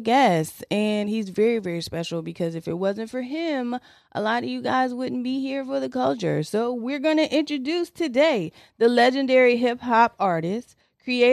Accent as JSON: {"language": "English", "town": "Detroit", "region": "Michigan", "country": "United States", "moved": "yes", "lives_now": "Virginia Beach, United States", "said": "I am from Detroit"}